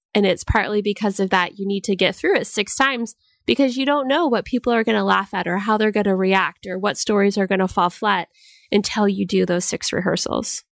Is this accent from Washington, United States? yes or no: yes; Washington, United States; moved away; I'm actually from Washington State